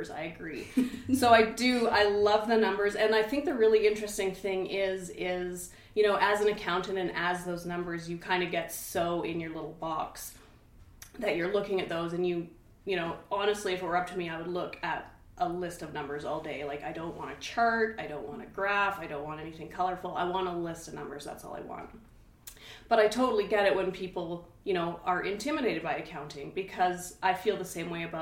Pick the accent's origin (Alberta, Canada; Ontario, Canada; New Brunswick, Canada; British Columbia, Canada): Alberta, Canada; Hinton; And luckily, you know, we're from Hinton, so we know lots of people he worked in the oil field